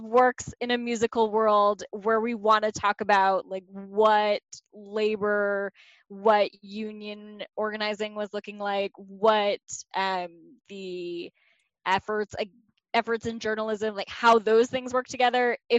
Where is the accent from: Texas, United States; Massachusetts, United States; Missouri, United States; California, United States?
Massachusetts, United States; South of Boston.